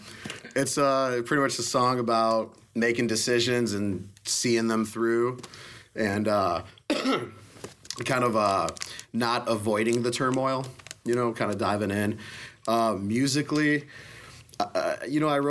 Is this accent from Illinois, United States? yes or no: yes; northwest suburbs of Chicago, Illinois, United States; moved away as an adult; also born or lived in Colorado; I'm from the northwest suburbs of Chicago, but I've been living in Colorado for the last 11 years up until 3 months ago